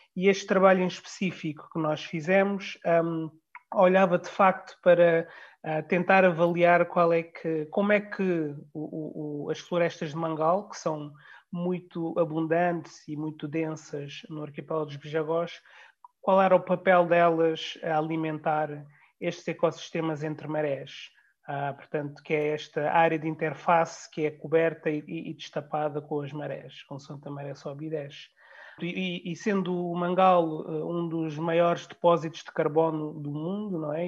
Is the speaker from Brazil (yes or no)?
no; Guinea-Bissau; como guineense uh, e membro da, da, sociedade guineense